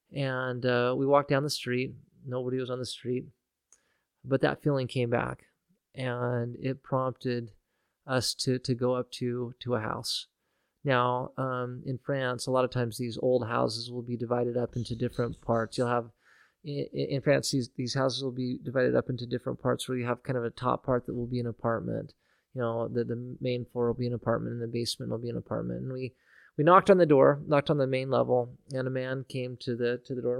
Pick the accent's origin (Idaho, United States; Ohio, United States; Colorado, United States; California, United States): Idaho, United States; Nampa; here in Nampa, growing up in Nampa